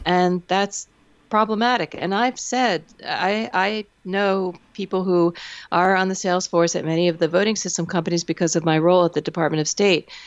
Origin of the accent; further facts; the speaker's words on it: Pennsylvania, United States; Pennsylvania, my home state